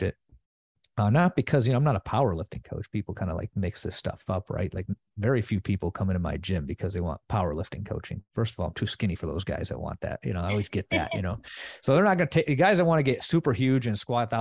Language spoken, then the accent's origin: English; Chicago western suburbs, Illinois, United States; I'm originally from the Chicago suburbs, West suburbs